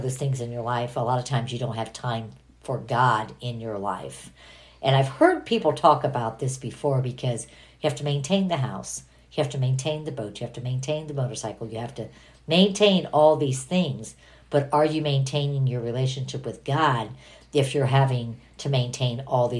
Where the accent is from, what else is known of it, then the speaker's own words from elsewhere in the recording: Toledo, Ohio, United States; born there; also born or lived in Southern California, United States; I was born in Toledo, Ohio, and I lived in Southern California. I have a United States passport